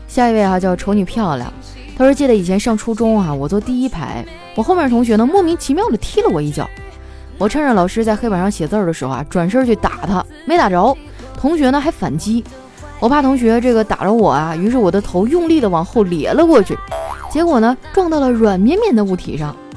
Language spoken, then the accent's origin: Chinese; Northeast China, China; moved away; 我们东北那边都是蘸麻将和腐乳